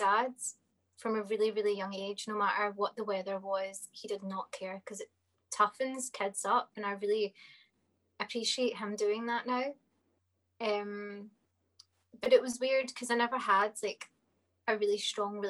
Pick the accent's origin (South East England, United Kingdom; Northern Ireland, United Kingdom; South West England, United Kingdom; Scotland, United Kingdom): Scotland, United Kingdom; Dumbarton; also born or lived in Glasgow (Cathcart); And then I moved to Dumbarton, which I stayed there for about 7 to 8 years